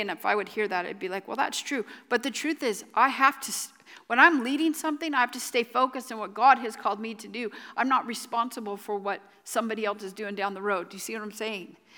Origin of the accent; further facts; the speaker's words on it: United States; I am American